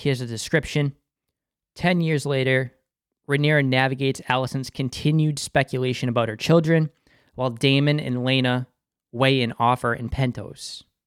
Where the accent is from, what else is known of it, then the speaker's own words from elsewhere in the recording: Boston, Massachusetts, United States; accent: Boston; my Boston accent slipping